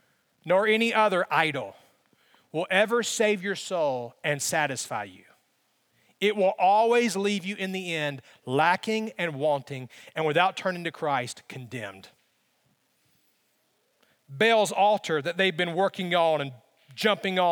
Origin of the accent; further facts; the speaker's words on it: Alabama, United States; growing up in Alabama